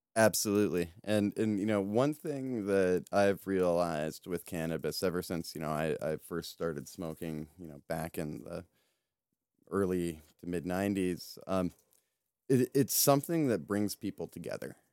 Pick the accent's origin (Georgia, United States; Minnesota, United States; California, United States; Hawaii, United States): Minnesota, United States; now in Washington, D.C., United States; my home state of Minnesota